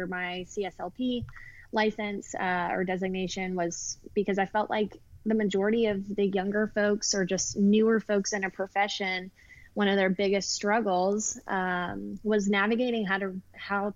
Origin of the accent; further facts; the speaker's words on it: Atlanta, Georgia, United States; I am born and raised in Atlanta, Georgia. Never really left.